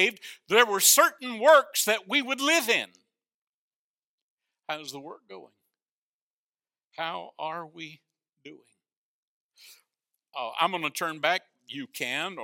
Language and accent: English; North Florida, United States; when I was a boy growing up in North Florida, we had an outhouse